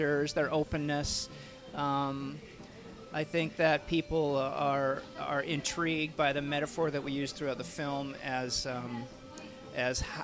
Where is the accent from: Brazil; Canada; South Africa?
Canada; Vancouver, British Columbia; I live and work in Vancouver, Canada, and which is my hometown.